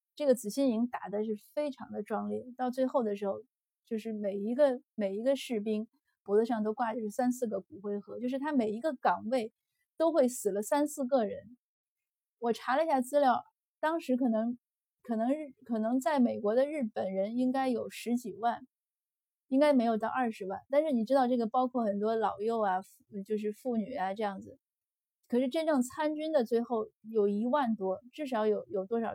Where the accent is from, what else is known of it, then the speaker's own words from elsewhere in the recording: northern China, China; 像我是北方人，那我觉得可能我的血统绝对不是纯粹的汉族血统